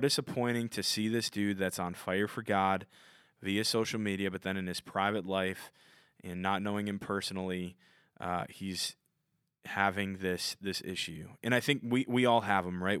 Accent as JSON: {"language": "English", "region": "Minnesota", "country": "United States", "said": "I'm from Minnesota, so I say my T's with a D"}